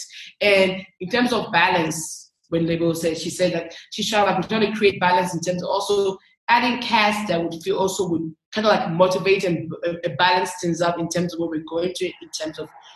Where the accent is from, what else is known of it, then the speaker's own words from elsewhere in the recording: Nigeria; I'm from Nigeria